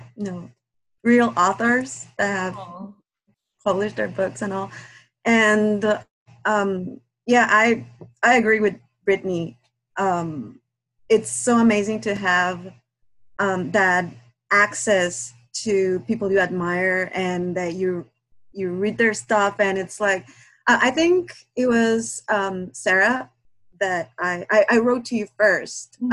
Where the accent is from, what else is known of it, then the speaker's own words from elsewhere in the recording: Guatemala; English is a second language; now in Minnesota, United States; English is not my first language. I'm from Guatemala